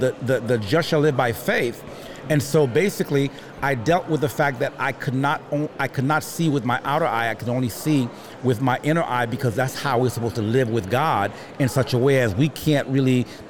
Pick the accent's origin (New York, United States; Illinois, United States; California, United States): New York, United States; also born or lived in Haiti / Miami; Born in Haiti. Went from Haiti to New York. From New York, gosh